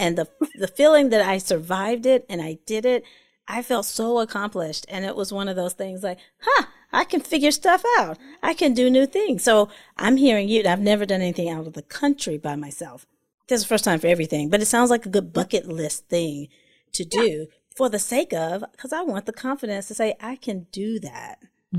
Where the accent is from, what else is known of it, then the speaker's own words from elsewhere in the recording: North Carolina, United States; And I'm from North Carolina and I don't do much of anything in the North.